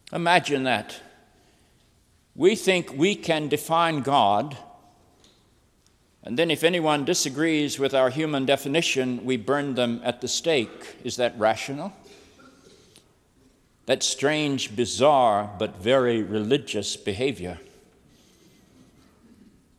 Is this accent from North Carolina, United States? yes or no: yes; North Carolina, United States; I'm a child of the South. I grew up in the Bible Belt of North Carolina.